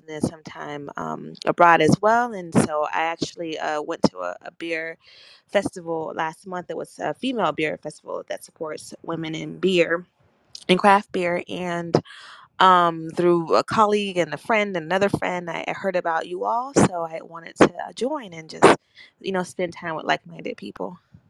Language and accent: English; Fort Lauderdale, Florida, United States; also born or lived in Juneau, Alaska; I am from Fort Lauderdale, Florida.